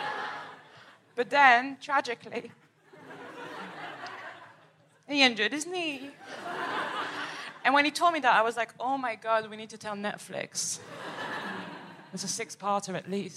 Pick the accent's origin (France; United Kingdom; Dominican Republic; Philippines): France; Paris, Île-de-France; moved away; I am from Paris, from the outskirts